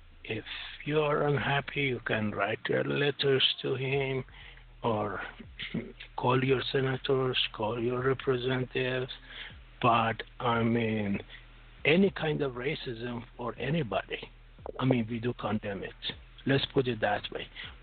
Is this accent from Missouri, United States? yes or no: no; Pennsylvania, United States; Where are you from? I'm from Pennsylvania.